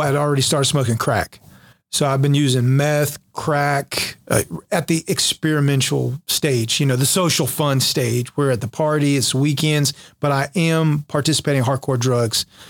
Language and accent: English; Jacksonville, North Carolina, United States; My orders went back to Jacksonville, my hometown where I was stationed from.